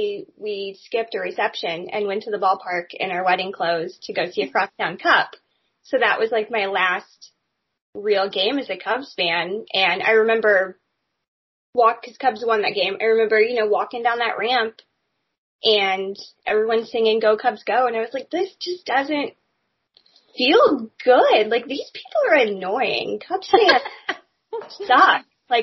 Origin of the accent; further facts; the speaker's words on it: Indianapolis, Indiana, United States; moved away; I mean, I grew up in Indianapolis, so we don't have professional team.